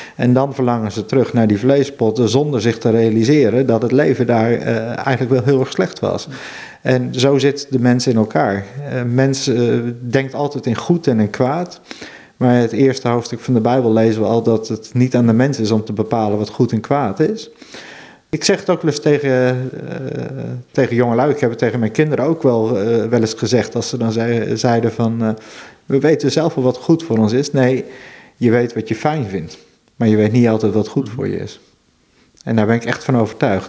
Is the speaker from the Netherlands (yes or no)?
yes; Veluwe, Gelderland, Netherlands; now in Friesland, Netherlands; Ik kom oorspronkelijk van de Veluwe. Mhm. En daar had je in mijn jeugd nog wel van die boerderijtjes